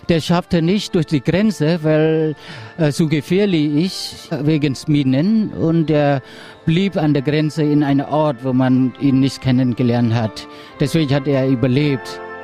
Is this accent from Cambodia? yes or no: yes; Cambodia; German is a second language; Ich bin am äh, August 1967 geboren in Ankopach